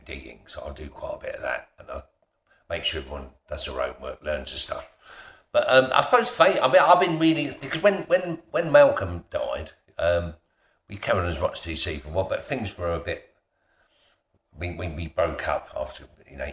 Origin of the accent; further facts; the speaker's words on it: London, United Kingdom; also born or lived in Yorkshire / Essex; I moved to London when I was 7